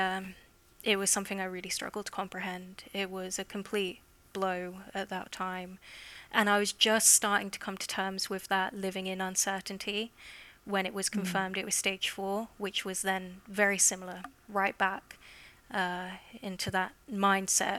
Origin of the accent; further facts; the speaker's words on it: England, United Kingdom; I'm from England, if you can't tell by the accent already.